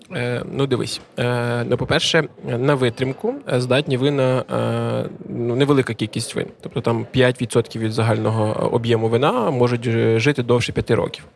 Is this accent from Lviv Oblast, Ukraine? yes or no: yes; Lviv Oblast, Ukraine; moved away as an adult; now in Khortytsia, Ukraine; ми всі родом з Львівщини